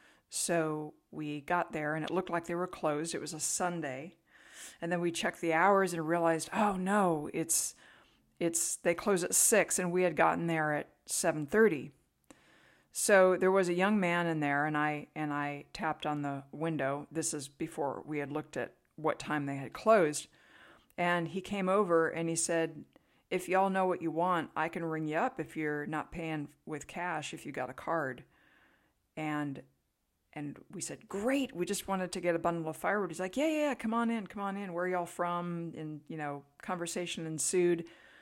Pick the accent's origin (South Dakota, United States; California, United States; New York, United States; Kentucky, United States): California, United States; now in Tennessee, United States; So we always like to downplay the fact that we're from California, just in case some of the locals might be a little bit hostile to an invasive species coming in from the left coast.